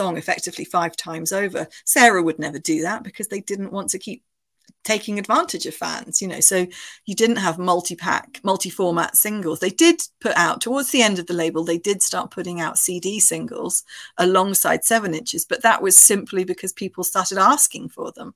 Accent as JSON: {"language": "English", "country": "United Kingdom", "tie": "born or raised there", "moved": "as an adult", "lives_now": "Bristol, United Kingdom", "said": "I grew up near Bristol. Bristol was about an hour away from where I grew up"}